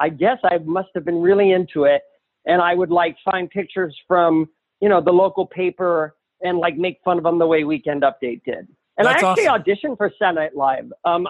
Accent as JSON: {"language": "English", "town": "Columbus", "region": "Ohio", "country": "United States", "tie": "born or raised there", "also_born_or_lived": "Somerset, New Jersey", "moved": "yes", "lives_now": "Los Angeles, United States", "said": "I grew up in Ohio, in a city called Columbus, Ohio"}